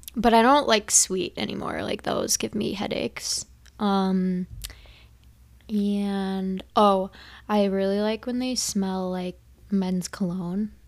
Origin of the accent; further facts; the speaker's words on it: Minnesota, United States; we are from Minnesota